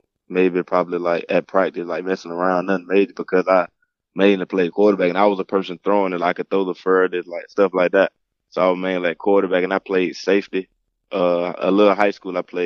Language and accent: English; Mobile, Alabama, United States; I grew up in Mobile, Alabama